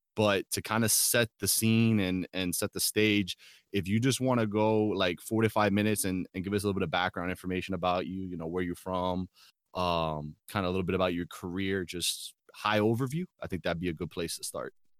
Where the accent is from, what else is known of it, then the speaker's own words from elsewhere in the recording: Gainesville, Florida, United States; now in Tampa, United States; we were in Gainesville. Um, yep. That's where I was raised.